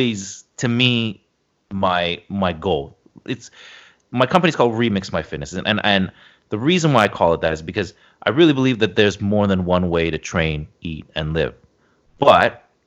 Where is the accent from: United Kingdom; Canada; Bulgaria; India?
Canada; Toronto, Ontario; I grew up in Toronto. We moved around a lot when I was a kid